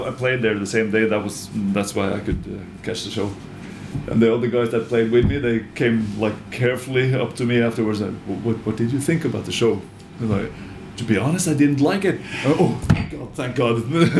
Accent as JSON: {"language": "English", "country": "Norway", "tie": "born or raised there"}